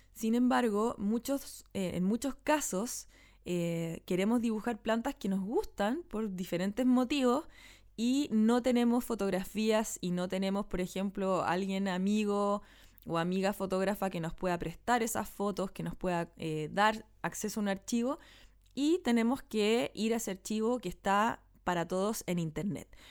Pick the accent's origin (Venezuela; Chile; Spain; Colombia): Chile; Santiago, Santiago Metropolitan Region; en el barrio donde yo nací y me crié que es donde vivo todavía